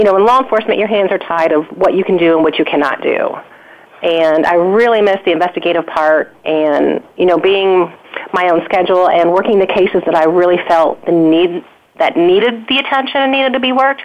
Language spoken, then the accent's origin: English; Chicago, Illinois, United States; now in North Carolina, United States; I'm actually from Chicago and grew up there and moved to North Carolina